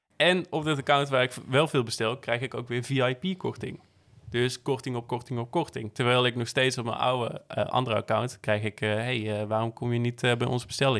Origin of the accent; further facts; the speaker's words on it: Netherlands; also born or lived in Barcelona; als Nederlander